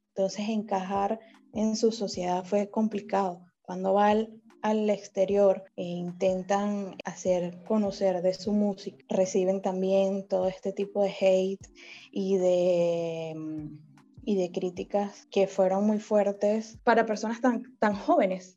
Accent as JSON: {"language": "Spanish", "country": "Venezuela", "moved": "yes", "lives_now": "Panama", "said": "yo soy de Venezuela, estoy en Panamá"}